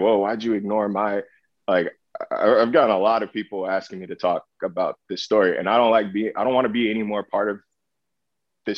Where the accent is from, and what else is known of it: California, United States